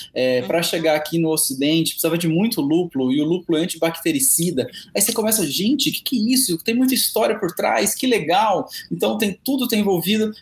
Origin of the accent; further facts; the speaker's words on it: Presidente Prudente, São Paulo, Brazil; moved away as an adult; now in São Paulo, Brazil; eu sou do interior de São Paulo, estou de Presidente Prudente, que é aqui a 600 quilômetros da capital, né? Moro em São Paulo já há 12 anos